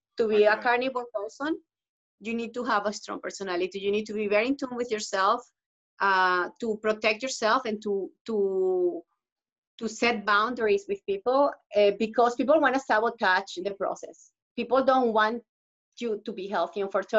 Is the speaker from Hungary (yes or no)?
no; Canada; because actually I'm Canadian too. I'm here in Canada, I'm Canadian.